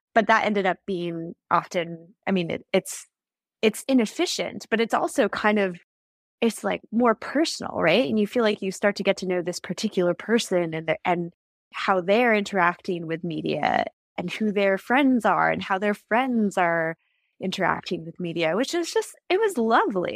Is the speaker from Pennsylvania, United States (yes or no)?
no; Silicon Valley, California, United States; I grew up in the Silicon Valley.